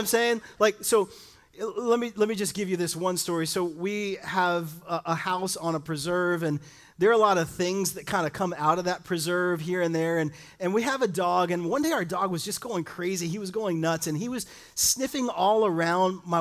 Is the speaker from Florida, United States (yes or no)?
yes; Miami, Florida, United States; now in Fort Myers, United States; I grew up in Miami, Florida, and had two parents that were amazing